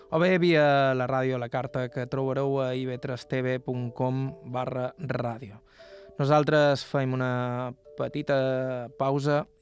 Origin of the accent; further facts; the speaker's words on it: Bunyola, Balearic Islands, Spain; Jo som de Bunyola, així que sé que per allà dalt això no sempre és fàcil.